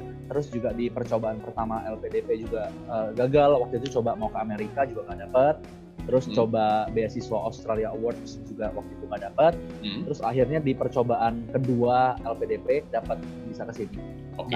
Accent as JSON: {"language": "Indonesian", "country": "Indonesia", "said": "kita ini semua orang Indonesia"}